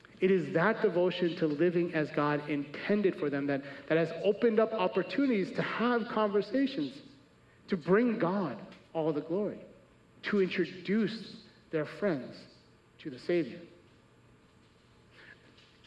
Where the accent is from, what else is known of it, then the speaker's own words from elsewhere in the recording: Chicago, Illinois, United States; I'm from America, born and raised.